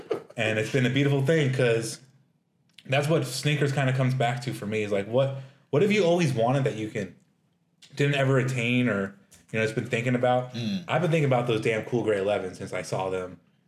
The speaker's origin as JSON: {"language": "English", "town": "Las Vegas", "region": "Nevada", "country": "United States", "tie": "born or raised there", "said": "growing up in Vegas"}